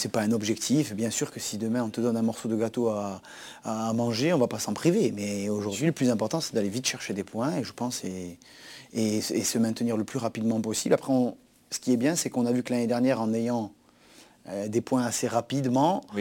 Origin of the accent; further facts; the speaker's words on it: Corsica, France; moved away; un derby Bastia-Ajaccio où je sais que c'est quelque chose de très fort pour ma région